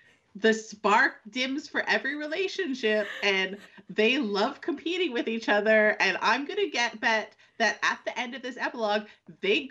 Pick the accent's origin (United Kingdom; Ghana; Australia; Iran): Australia; we're Australian